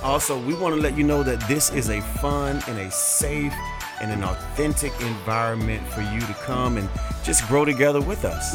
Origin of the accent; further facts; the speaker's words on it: Hollywood, Florida, United States; born and raised in Hollywood, Florida. More exact, Cava Ranches, Florida.